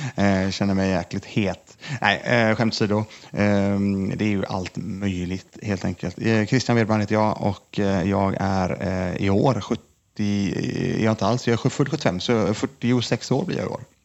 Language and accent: Swedish; Lindome, Västra Götaland, Sweden; jag kommer från Lindome i alla fall, ligger utanför Mölndal, utanför Göteborg, två mil mm. ungefär från Göteborg. Det är där jag är uppvuxen